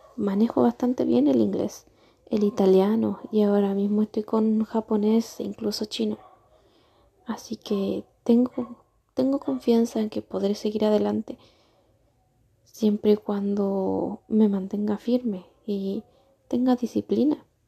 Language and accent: Spanish; Argentina; moved away as an adult; now in Chile; Llevo cuatro años en Chile yo soy argentina